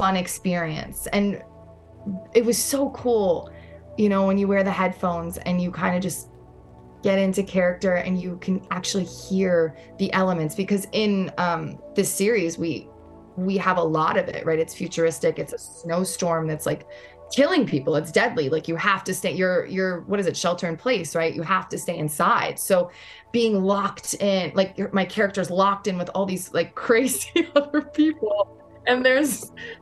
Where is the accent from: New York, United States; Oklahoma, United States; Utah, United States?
New York, United States; New York City; I'm a New Yorker through and through. And normally I'm hiding my accent